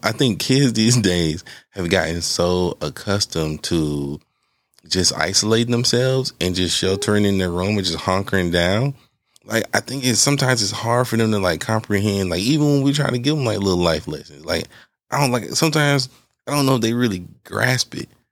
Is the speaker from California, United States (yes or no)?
no; Atlanta, Georgia, United States; growing up on Bankhead, like we took, we took field trips to, to jail